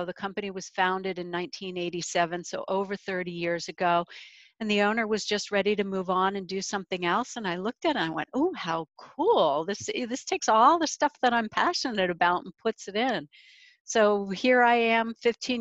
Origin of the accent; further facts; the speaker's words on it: United States; as an American